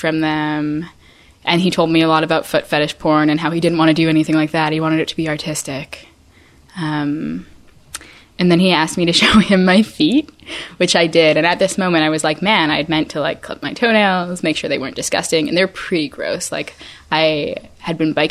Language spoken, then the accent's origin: English; Vancouver, British Columbia, Canada; moved away as an adult; I was back in my hometown of Vancouver for 8 weeks